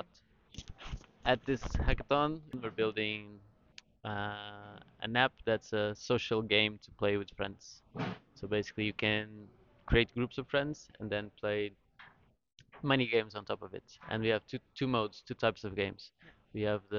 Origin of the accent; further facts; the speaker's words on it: Lisbon, Portugal; I'm from Lisbon in Portugal